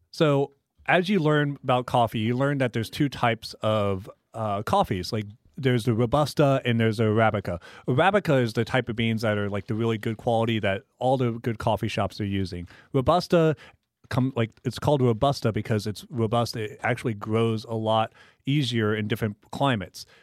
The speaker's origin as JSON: {"language": "English", "town": "Tomball", "region": "Texas", "country": "United States", "tie": "born or raised there", "said": "I worked at a local coffee shop in my hometown growing up in Tomball, Texas."}